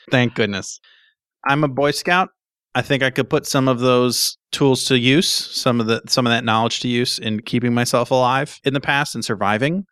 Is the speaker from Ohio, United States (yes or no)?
no; New Hampshire, United States; I'm from New Hampshire